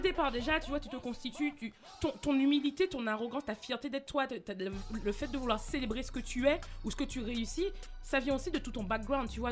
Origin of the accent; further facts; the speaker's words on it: Martinique; moved away; je suis née en Martinique, mon regard il n'était pas vers l'Europe